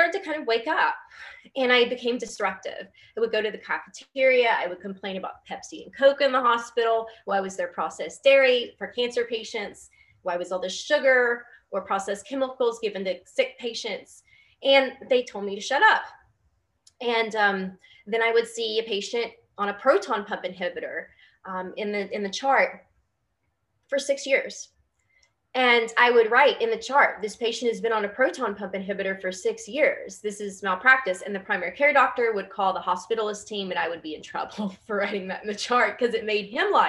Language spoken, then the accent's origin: English; West Virginia, United States; moved away as an adult; also born or lived in Louisville, Kentucky; I came from West Virginia. That's actually where I am right now, back home.